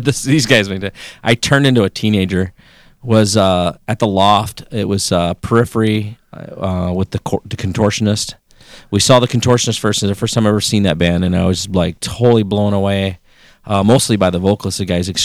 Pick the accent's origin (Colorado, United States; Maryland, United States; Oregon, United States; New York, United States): Oregon, United States; born or raised there; moved away